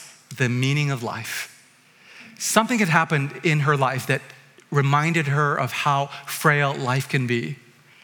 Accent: Vancouver, British Columbia, Canada; I'm from Vancouver.

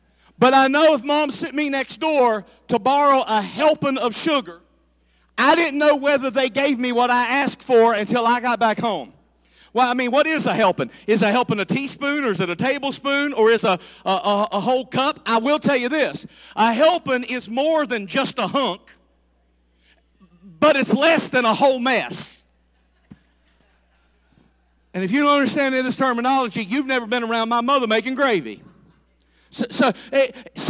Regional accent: the South, United States; I'm from the South, and I grew up around Southern cooking

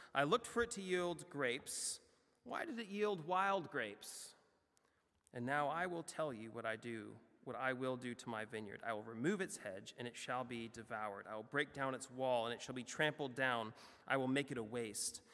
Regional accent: United States; as an American

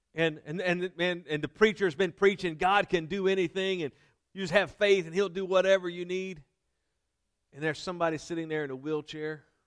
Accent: Denham Springs, Louisiana, United States; this church where I was raised in Denham Springs, Louisiana

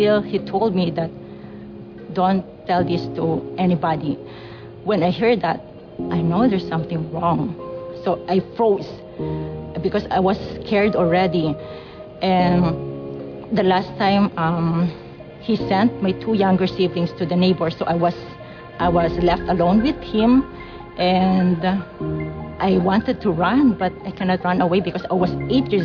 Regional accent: Philippines; moved away; I grew up in Philippines

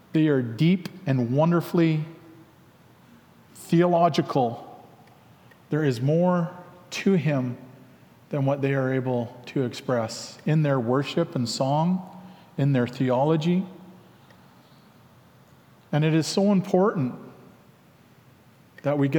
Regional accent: Langley, British Columbia, Canada; also born or lived in Lik'amel (Lakahahmen), British Columbia; from Langley

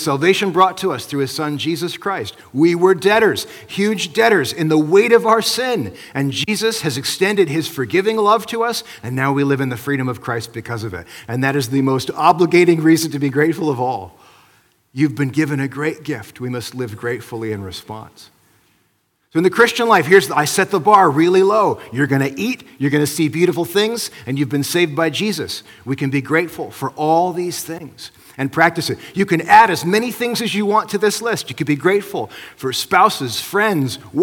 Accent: Midwest, United States; now in British Columbia, Canada; where I grew up in the Midwest

